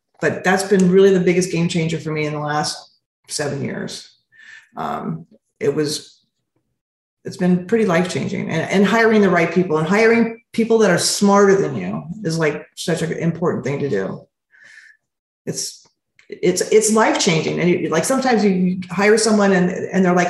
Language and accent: English; Montebello, California, United States; I was raised in Montebello.